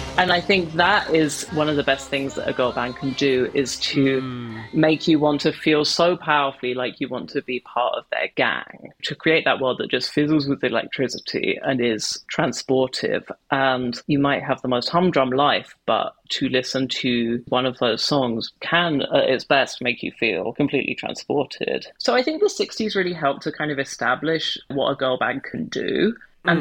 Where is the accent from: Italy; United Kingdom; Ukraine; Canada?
United Kingdom; London suburb; a nine and 10 year old gay boy in a London suburb